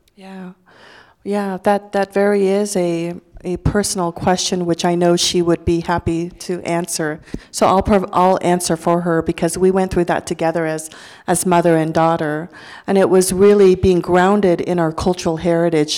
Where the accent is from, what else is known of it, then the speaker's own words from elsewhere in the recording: Idaho, United States; English is a second language; also born or lived in Laos; as a Lao refugee, as a Lao, as an American, as an Idahoan